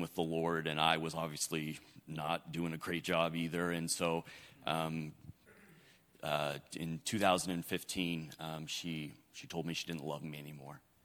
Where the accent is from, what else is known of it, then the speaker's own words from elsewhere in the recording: up by Seattle, Washington, United States; now in Arkansas, United States; I'm originally from uh, Washington State, uh, up by Seattle, Washington, and uh, I grew up